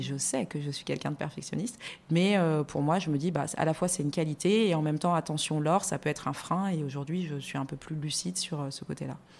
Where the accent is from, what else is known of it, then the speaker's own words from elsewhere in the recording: France; moved away as an adult; also born or lived in Luxembourg; now in Abidjan, Côte d'Ivoire; Je suis née en France, j'ai grandi en France.